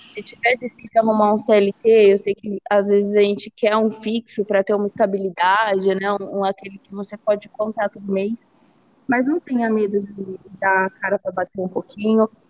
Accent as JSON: {"language": "Portuguese", "country": "Brazil", "said": "como uma boa brasileira"}